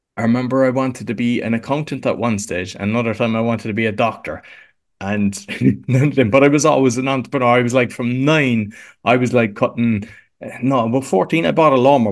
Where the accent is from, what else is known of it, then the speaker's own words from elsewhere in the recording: Cork, Munster, Ireland; accent: Irish; moved away as an adult; now in Łódź, Poland; I'm here sixteen years, but I'm originally from Cork in Ireland.